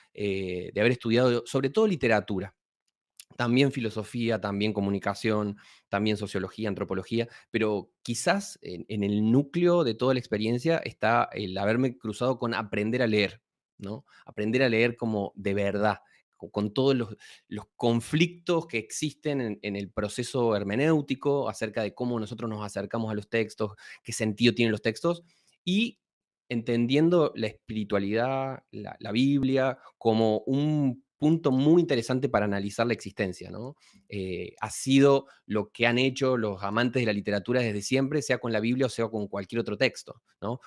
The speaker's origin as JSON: {"language": "Spanish", "country": "Argentina", "tie": "born or raised there", "moved": "yes", "said": "soy efectivamente argentino, nací en un pueblito y me crié prácticamente en un pueblito muy"}